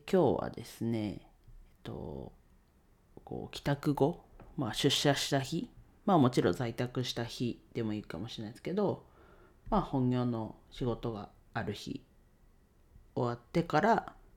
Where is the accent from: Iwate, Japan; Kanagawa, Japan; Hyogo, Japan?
Iwate, Japan; Ninohe; 地元岩手県にのへしでレンタルスペースを使って遊び場を提供しています